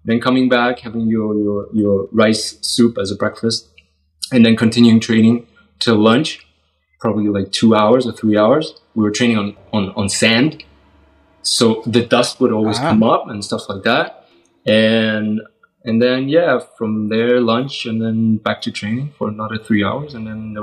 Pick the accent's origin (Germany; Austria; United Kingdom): Germany; Nuremberg, Bavaria; I'm from Germany, so I live in Nuremberg, which is not the biggest city, and so at that time there weren't many martial arts schools